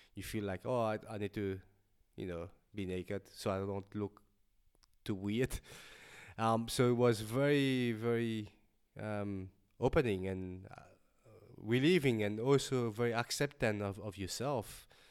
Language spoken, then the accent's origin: English; Mauritius; now in Melbourne, Australia; I'm an artist from Melbourne, originally from Mauritius, and with a Chinese background.